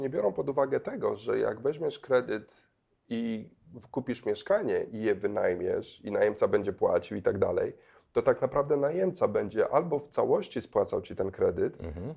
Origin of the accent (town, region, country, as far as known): Poland; also born or lived in Kenya (half Kenyan ancestry)